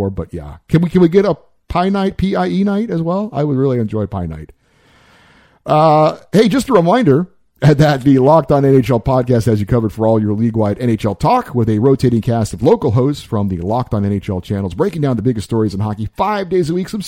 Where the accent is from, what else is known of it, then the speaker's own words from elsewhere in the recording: Los Angeles, California, United States; now in Las Vegas, United States; I'm originally from Los Angeles and a lifelong Kings fan, and I now live in Las Vegas for financial convenience.